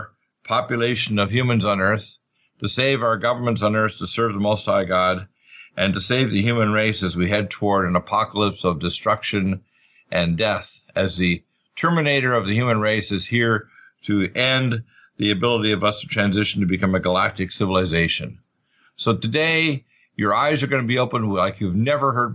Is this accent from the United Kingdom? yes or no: no; Truro, Nova Scotia, Canada; born or raised there; moved away; also born or lived in Detroit, Michigan